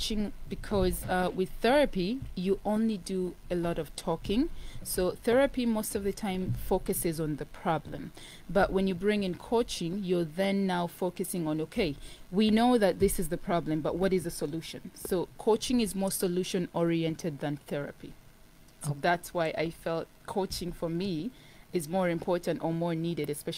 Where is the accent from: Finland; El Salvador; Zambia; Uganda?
Uganda; I grew up in Uganda, and even when you grow up outside of South Sudan, in your household, it will always be South Sudan.